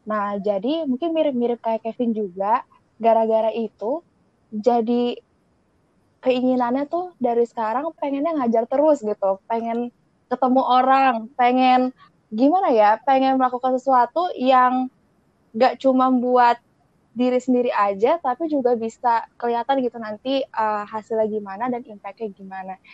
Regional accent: Aceh, Indonesia; Enggak, udah dari kecil sih.

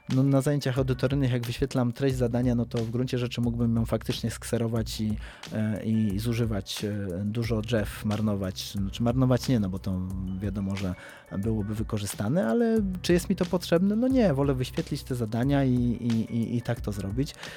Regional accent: Kraków, Lesser Poland, Poland; od urodzenia mieszkam w Krakowie

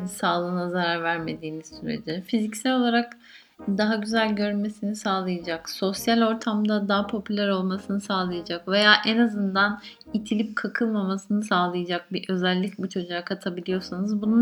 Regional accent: Mediterranean Region, Turkey; bizim Akdeniz bölgesi e, insanları olduğumuz için ister istemez e, Akdeniz coğrafyasında kıl çok fazla.

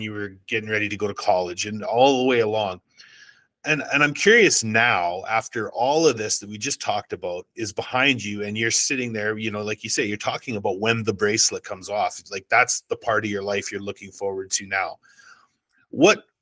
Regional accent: Canada; I'm Canadian

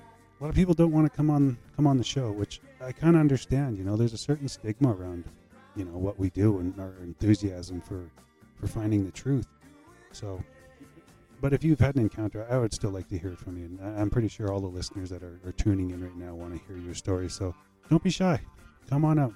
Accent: Saskatchewan, Canada; my hometown where I'm from in Saskatchewan

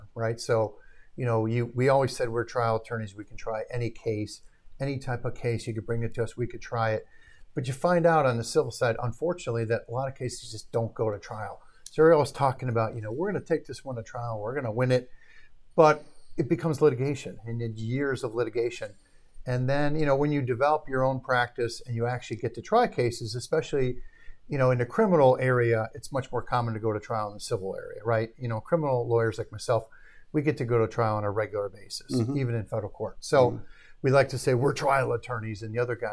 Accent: Arlington Heights, Illinois, United States; also born or lived in Milwaukee, Wisconsin; born in Milwaukee. All my family was from Milwaukee. Moved to the Chicago suburbs as a young kid. Grew up in Arlington Heights.

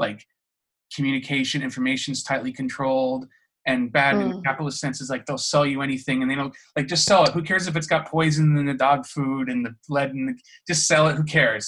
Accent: United States; because obviously we're both American, we both have our weird experiences, we both ended up outside the country for various reasons.

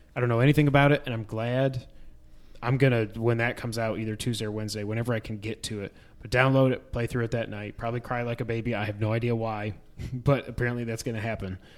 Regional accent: New York, United States; now in Tennessee, United States; We grew up in New York, but our dad's from Texas

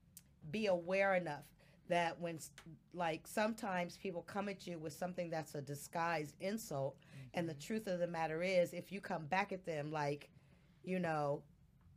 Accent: Oakland, California, United States; I was from Oakland

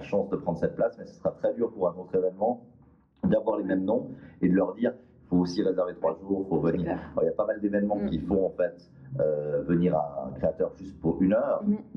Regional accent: Valais, Switzerland; moved away; also born or lived in Lake Geneva region; je suis né en Valais, j'ai des origines valaisannes, parce que tout valaisan précise toujours dès le début

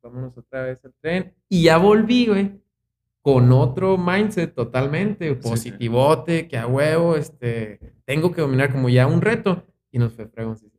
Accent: Chihuahua, Mexico; pues soy un chihuahuense, de aquí toda mi vida, aquí viví toda mi vida

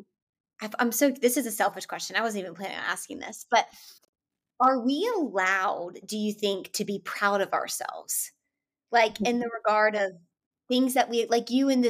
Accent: Atlanta, Georgia, United States; Bible Belt too, born and raised in Atlanta

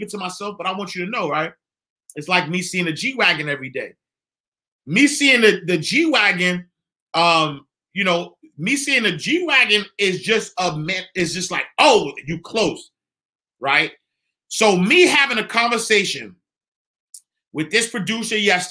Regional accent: New York City, New York, United States; I'm from 129th Street and 8th Avenue. I am from the St. Nicholas Housing Projects.

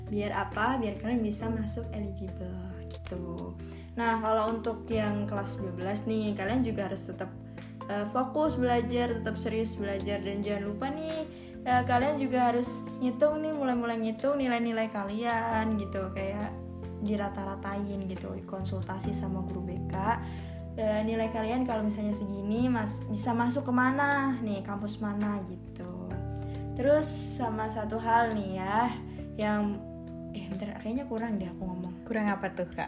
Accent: Wonogiri, Central Java, Indonesia; kalau aku dari Wonogiri

